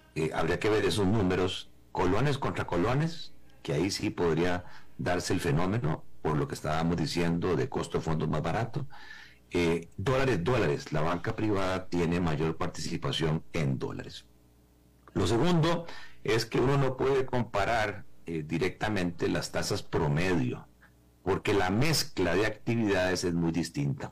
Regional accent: Costa Rica

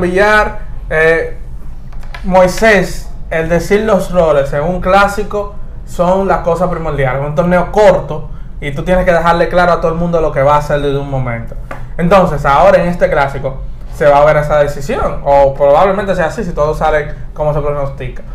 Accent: Dominican Republic; nosotros los dominicanos

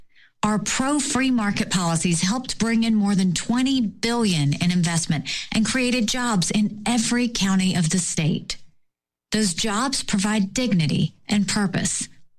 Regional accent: South Carolina, United States; I grew up in South Carolina as the daughter of Indian immigrants.

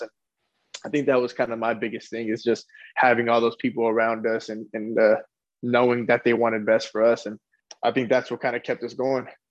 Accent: Lompoc, California, United States; moved away; also born or lived in Casa Grande; where I come from Lompoc, there's nothing to do as well.

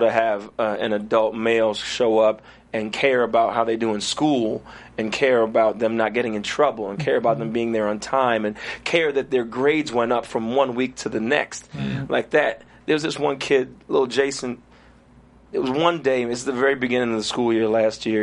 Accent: New York City, New York, United States; also born or lived in Trinidad; grew up in Flatbush, Brooklyn, New York.

